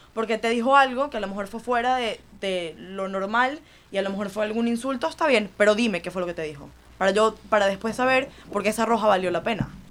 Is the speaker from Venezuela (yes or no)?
yes; Venezuela; now in Miami, United States; yo soy venezolana, pero mitad de mi vida la viví aquí